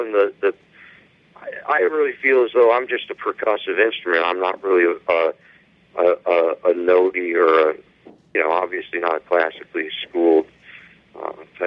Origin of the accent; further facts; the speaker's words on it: Buffalo, New York, United States; I'm from Buffalo. We're pretty much Canadians